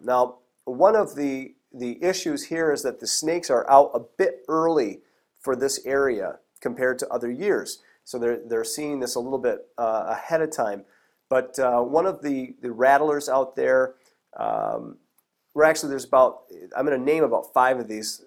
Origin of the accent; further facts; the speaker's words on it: Michigan, United States; I'm from Michigan. We have only one type of rattlesnake here in Michigan